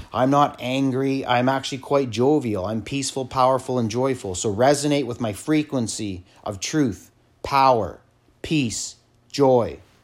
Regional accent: Canada; I come from Canada

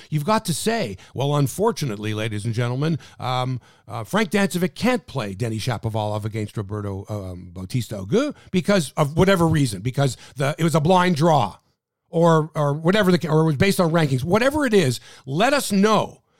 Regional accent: Canada; We're from Canada

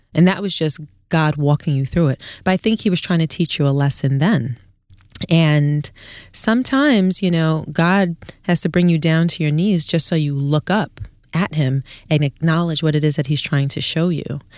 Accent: New York City, New York, United States; also born or lived in Queens, New York; I grew up in East Flatbush, Brooklyn

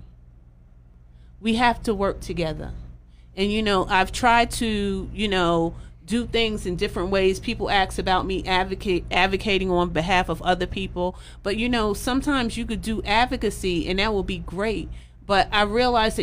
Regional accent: New York City, New York, United States; I grew up in East New York in pink houses

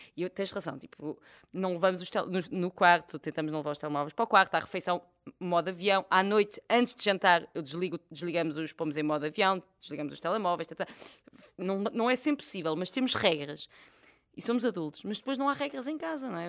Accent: Portugal; also born or lived in France; eu cresci numa aldeia

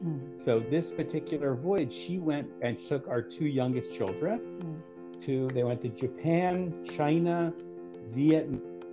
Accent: Israel; I didn't want to start, you know, forwarding information that we're from Israel.

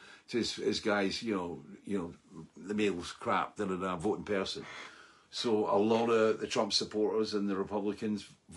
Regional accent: Scotland, United Kingdom; being Scottish

